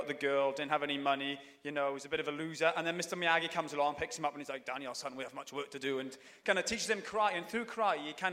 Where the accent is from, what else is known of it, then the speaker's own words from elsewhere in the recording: Swansea, Wales, United Kingdom; I grew up in Swansea, which is in South Wales